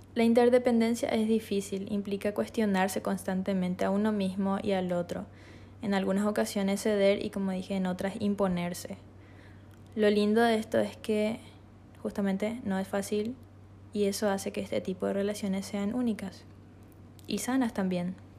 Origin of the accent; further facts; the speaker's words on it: Asunción, Paraguay; moved away as an adult; now in Encarnación, Paraguay; soy de Asunción. Recientemente me mudé